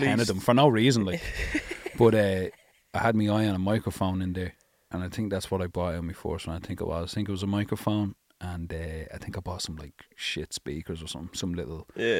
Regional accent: Dublin, Leinster, Ireland; I'm from Dublin, so I need baby blue and navy.

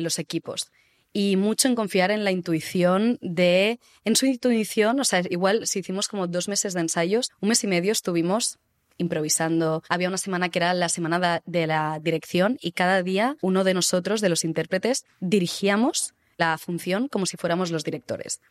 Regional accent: Barcelona, Catalonia, Spain; moved away as an adult; now in Madrid, Spain; soy actriz, soy de Barcelona, hace cinco años que me mudé a Madrid

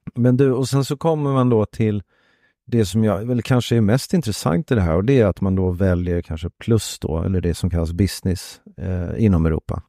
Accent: Sweden; Som svensk

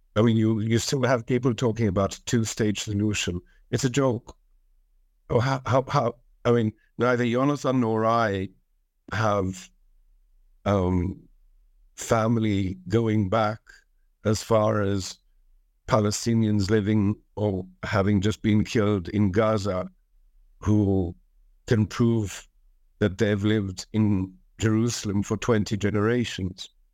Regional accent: South Africa; moved away; also born or lived in Israel; as a teenager, as a child in South Africa

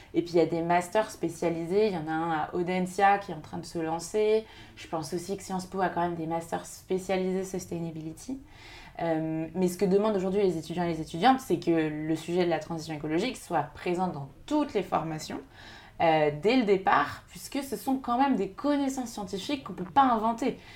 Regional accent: Segré, Pays de la Loire, France; moved away as an adult; also born or lived in Paris / Angers; je suis originaire de Segré, une petite ville dans le Maine-et-Loire, où j'ai grandi jusqu'à mes 18 ans

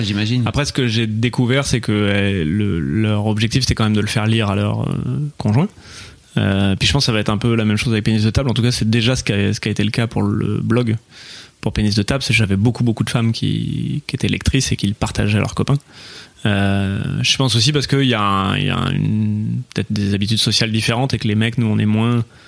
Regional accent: Bordeaux, Nouvelle-Aquitaine, France; je, suis né à Bordeaux

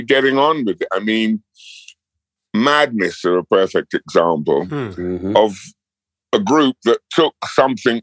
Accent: London, United Kingdom; I grew up in Battersea

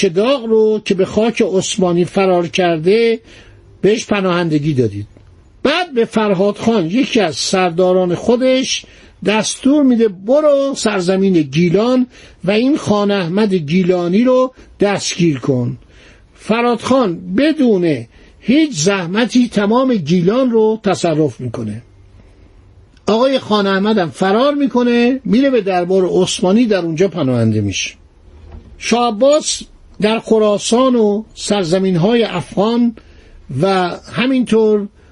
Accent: Iran; گفتن شما ایرانی هستین گفتم بله

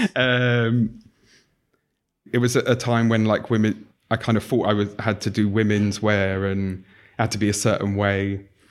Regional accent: London, United Kingdom; I grew up in North London

